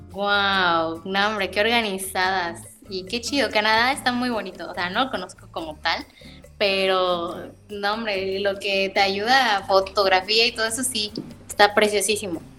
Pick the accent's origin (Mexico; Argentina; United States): Mexico; Mérida, Yucatán; yo soy de Mérida